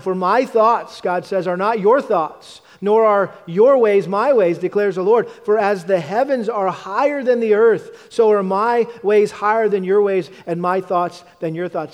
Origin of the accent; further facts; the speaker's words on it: New England, United States; I grew up in the New England area